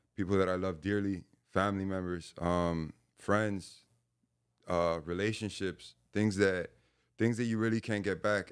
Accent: Hialeah, Florida, United States; I was born in, uh, Hialeah, Florida

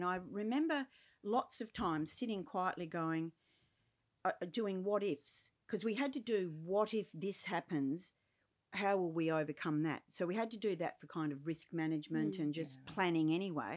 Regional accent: Perth, Western Australia, Australia; I grew up around Swan Districts

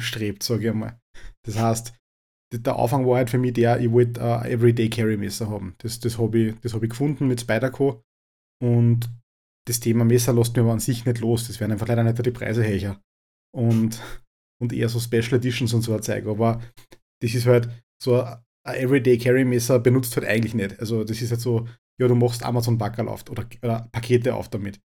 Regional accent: Upper Austria, Austria; bei uns in Oberösterreich

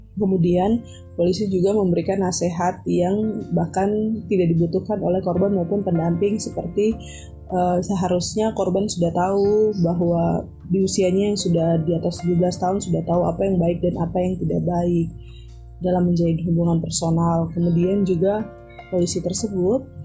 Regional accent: Papua, Indonesia; moved away; also born or lived in Yogyakarta; fisik saya Papua

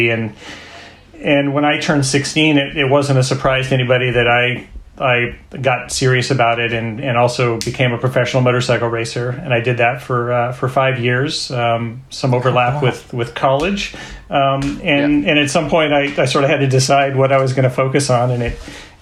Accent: Bay Area, California, United States; I'm a Bay Area boy.

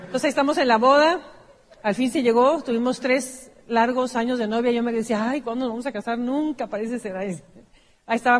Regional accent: Mexico City, Mexico; Yo soy originaria de Mexicali, una, ciudad muy pequeña, frontera con Estados Unidos, pero donde está un desierto, un calor impresionante. Así es que nada más nací de ahí, me llevaron corriendo a la Ciudad de México, donde crecí.

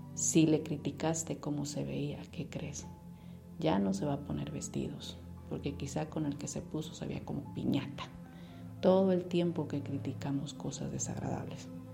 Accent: Mexico; Como mexicanos tenemos una asociación muy grande.

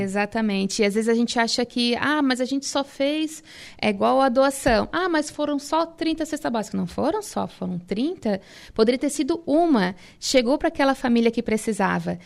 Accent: Tubarão, Santa Catarina, Brazil; Eu sou de Tubarão

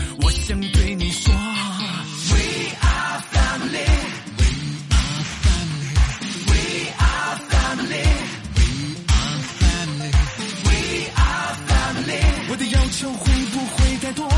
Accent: China; 好吧，我是个中国人。

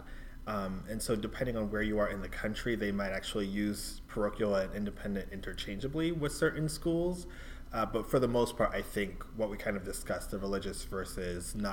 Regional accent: New York City, New York, United States; now in Massachusetts, United States; New York City, where I grew up

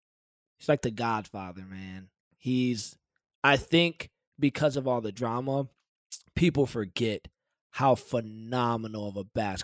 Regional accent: Detroit, Michigan, United States; because growing up in Detroit, man, like everybody knows Rick Pitino.

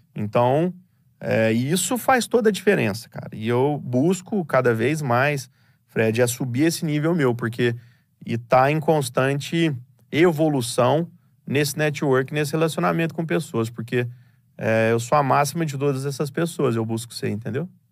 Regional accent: Franca, São Paulo, Brazil; Nós moramos em Franca, somos nascidos em Franca, do interior de São Paulo.

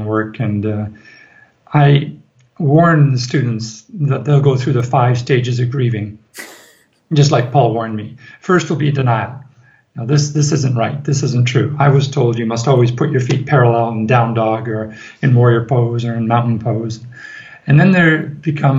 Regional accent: Ireland; we are from Ireland

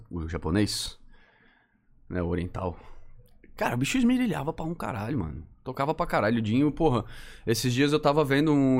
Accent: Florianópolis, Santa Catarina, Brazil; sou manezinho. Minha família, por parte de pai, toda

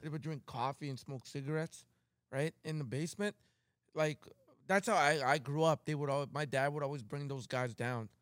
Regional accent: Calgary, Alberta, Canada

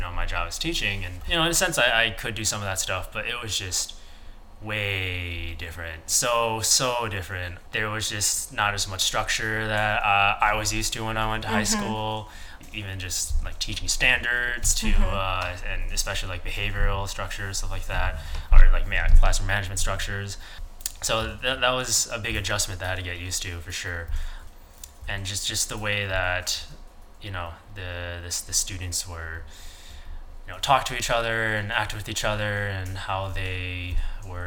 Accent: Midwest, United States; I'm from the Midwest

